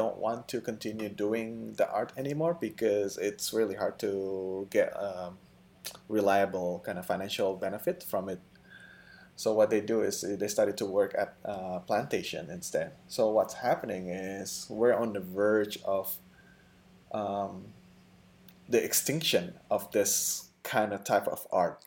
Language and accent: English; Indonesia; moved away; I'm from Indonesia